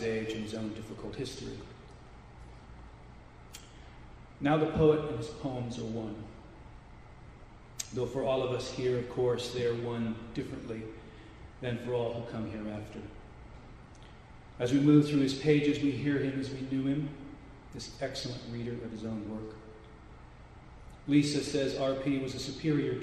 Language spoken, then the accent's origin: English; Des Moines, Iowa, United States; moved away as an adult; also born or lived in Gainesville, Florida; I was born and raised in Des Moines, Iowa